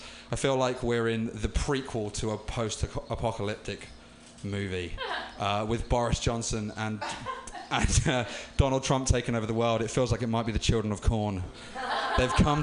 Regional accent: London, United Kingdom; now in United States; living in the US as a Brit.

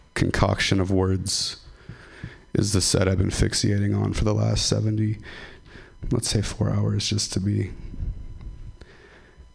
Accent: Ripon, California, United States; I'm from Ripon

